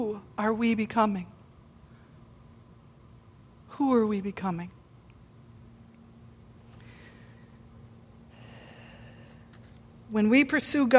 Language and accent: English; United States; we're from the United States